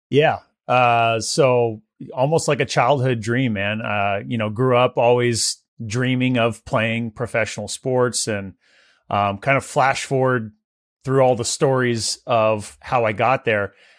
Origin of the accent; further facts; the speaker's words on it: Visalia, California, United States; Visalia, my hometown where I grew up